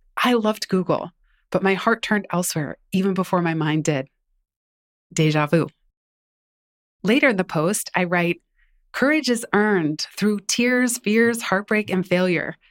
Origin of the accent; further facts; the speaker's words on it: San Francisco, California, United States; my hometown, blocks away from the first apartment we lived in after I was born